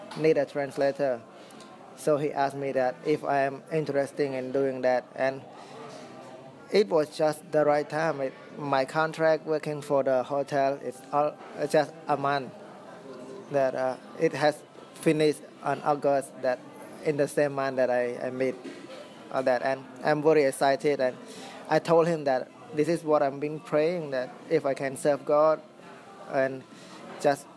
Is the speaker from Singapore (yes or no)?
no; Sihanoukville, Preah Sihanouk, Cambodia; I was born in Sihanoukville, where I was raised